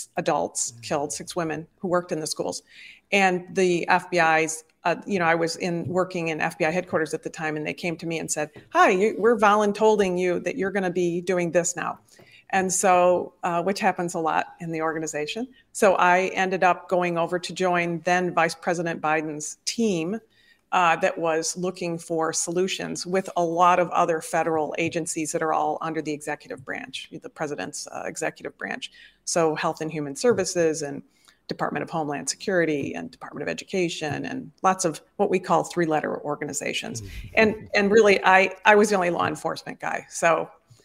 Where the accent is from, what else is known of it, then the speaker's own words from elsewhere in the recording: Detroit, Michigan, United States; moved away as an adult; also born or lived in Chicago, Illinois; I actually am a product of Detroit, Michigan. I was raised up in the Midwest and in the upper Midwest in the States